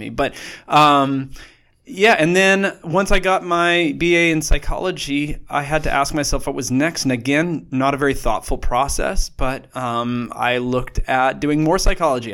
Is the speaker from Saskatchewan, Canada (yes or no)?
yes; Saskatoon, Saskatchewan, Canada; I grew up in Saskatoon, Saskatchewan, Canada